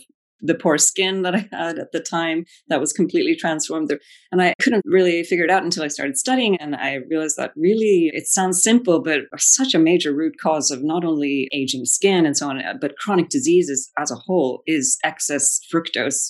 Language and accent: English; Belgium; moved away; I grew up in Belgium, you know, chocolate is like a staple